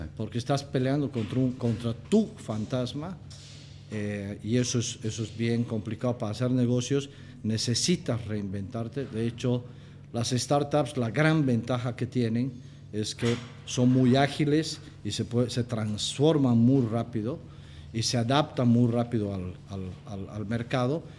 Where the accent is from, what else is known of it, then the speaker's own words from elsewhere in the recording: Cochabamba, Bolivia; moved away as an adult; also born or lived in Mexico; Soy un cochabambino, eh, estoy casado, tengo tres hijos, hijo de una punateña y de un, de un libanés